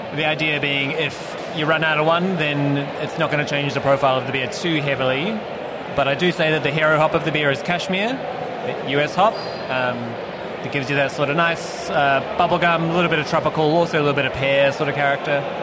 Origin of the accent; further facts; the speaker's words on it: New Zealand; also born or lived in United States; now in Australia; I'm from New Zealand